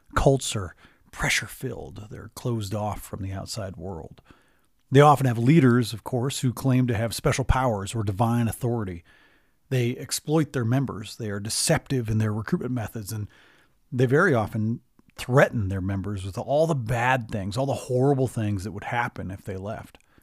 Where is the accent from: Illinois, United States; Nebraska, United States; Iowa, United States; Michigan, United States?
Michigan, United States; moved away; I'm from Michigan originally